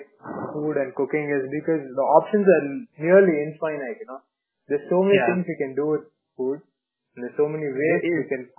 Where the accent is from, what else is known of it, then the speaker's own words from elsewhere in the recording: Bangalore, Karnataka, India; moved away as an adult; also born or lived in Hyderabad; Even though I grew up in Bangalore, I came of age in Hyderabad.